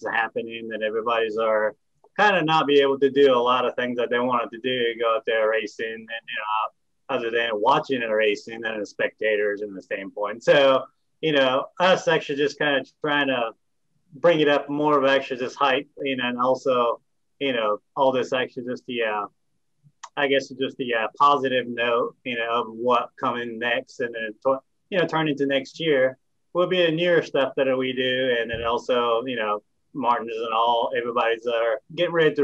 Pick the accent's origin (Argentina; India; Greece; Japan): Japan; moved away as an adult; also born or lived in California; now in Tennessee, United States; I'm myself actually from Japan and I grew up in Japan for 18 years